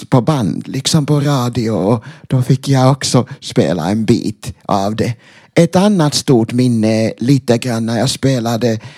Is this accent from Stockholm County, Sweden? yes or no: yes; Tyresö, Stockholm County, Sweden; fast jag född och uppvuxen i Sverige så växte jag upp i en miljö som var väldigt, nästan helt omsluten av fin, det finska och sen antroposofiska